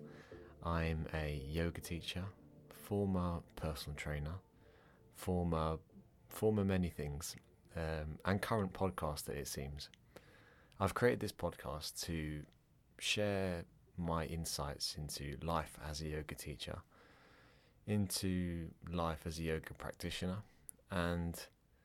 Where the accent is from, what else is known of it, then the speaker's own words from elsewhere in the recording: England, United Kingdom; accent: English; moved away as an adult; now in Ireland; I have an English accent. I was born in England. My parents are Irish. And when I grew up, I was pretty naughty in school.